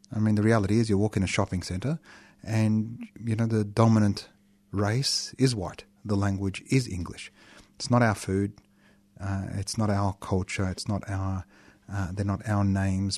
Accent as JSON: {"language": "English", "country": "Australia", "accent": "Australian", "said": "my thickest Australian accent"}